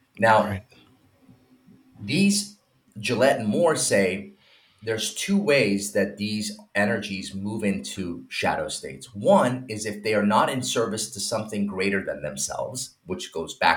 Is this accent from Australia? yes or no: no; Iran; moved away; I'm from Iran